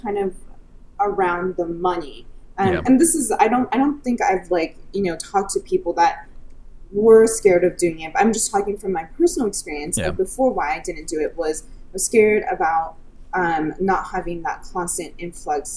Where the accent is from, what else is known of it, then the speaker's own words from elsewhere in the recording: United States; also born or lived in Silicon Valley; I'm Chinese American, so I have very Asian parents